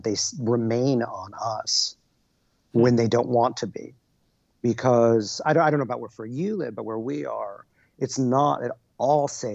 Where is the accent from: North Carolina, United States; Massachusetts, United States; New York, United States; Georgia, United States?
New York, United States; I grew up on the Upper West Side